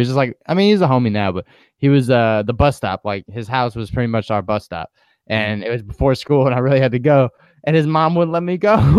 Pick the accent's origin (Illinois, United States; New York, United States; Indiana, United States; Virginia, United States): New York, United States; Growing up in New York, living close to people in walking distance